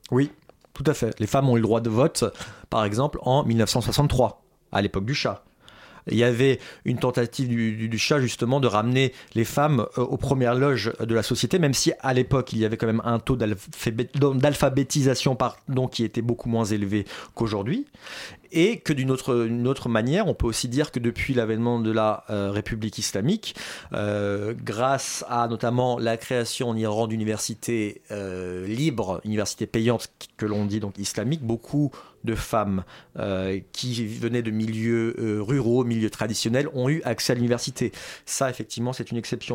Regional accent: France; en tant que Français, en dépit de mes origines, je suis considéré là-bas, comme Français

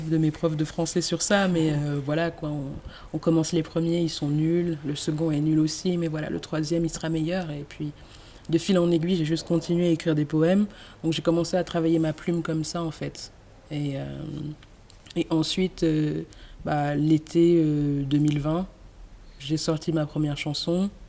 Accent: Cameroon; born there; c'est important de dire que je suis née au Cameroun.

